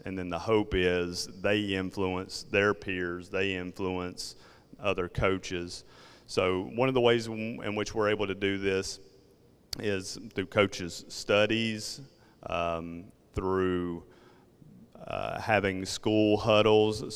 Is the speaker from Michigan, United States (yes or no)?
no; South Georgia, United States; accent: Southern; southern Georgia